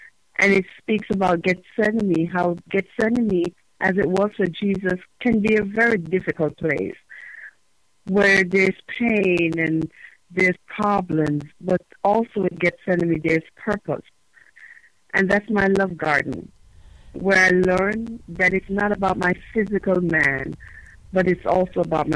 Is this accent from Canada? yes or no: no; Jamaica; moved away as an adult; now in United States; I am Jamaican by birth and nationality.